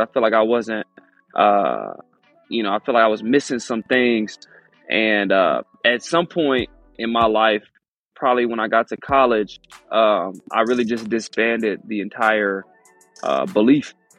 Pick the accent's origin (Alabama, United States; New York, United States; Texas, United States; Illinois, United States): Texas, United States; Houston; I'm from Houston